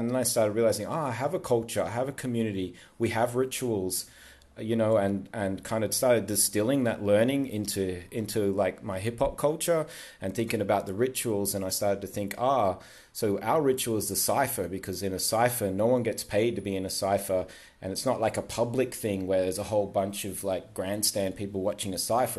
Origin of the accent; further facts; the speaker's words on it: Queensland, Australia; now in Sydney, Australia; I'm from Queensland